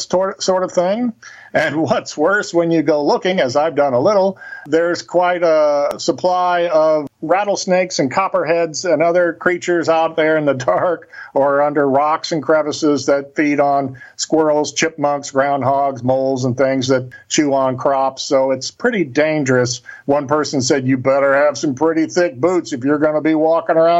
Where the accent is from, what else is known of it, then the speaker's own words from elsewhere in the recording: Cape Girardeau, Missouri, United States; That's where Cape Girardeau is, my hometown, on the banks of the Mississippi River